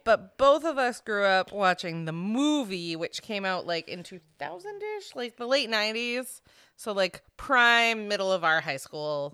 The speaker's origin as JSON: {"language": "English", "region": "Florida", "country": "United States", "tie": "born or raised there", "also_born_or_lived": "Maine", "said": "between my sister and I growing up in Florida"}